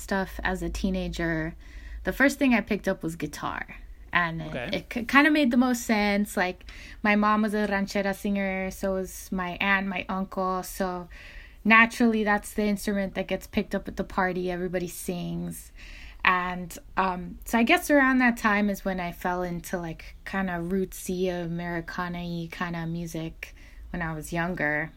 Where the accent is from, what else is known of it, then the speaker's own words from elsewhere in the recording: El Monte, California, United States; moved away as an adult; also born or lived in Richmond, Virginia; now in Long Beach, United States; growing up in El Monte